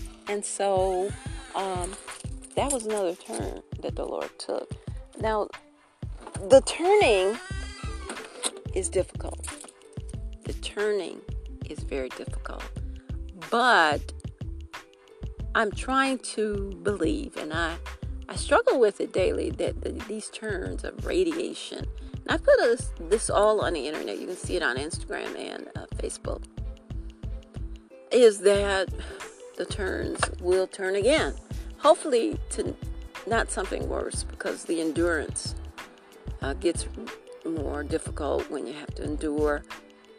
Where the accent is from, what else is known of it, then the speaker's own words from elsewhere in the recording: Detroit, Michigan, United States; moved away as an adult; now in South Carolina, United States; I'm from Detroit, born in Detroit. We lived in Detroit, my sister and I, until we were 12, when my dad came back here to South Carolina